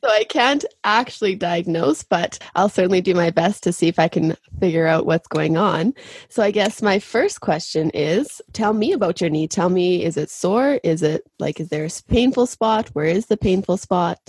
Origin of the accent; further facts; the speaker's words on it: Saskatchewan, Canada; moved away as an adult; also born or lived in Spain; now in Calgary, Canada; I'm originally from Saskatchewan, And that's where I did my undergrad.